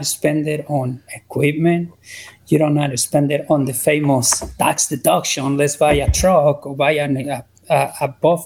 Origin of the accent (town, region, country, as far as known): Mexico; also born or lived in Utah / Idaho; now in United States